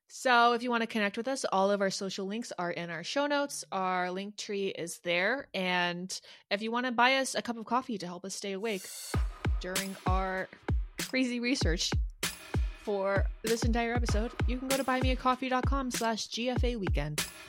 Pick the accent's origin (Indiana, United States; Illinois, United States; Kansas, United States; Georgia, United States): Georgia, United States; Atlanta; Music Midtown. It's this, like, small little fall festival my hometown puts on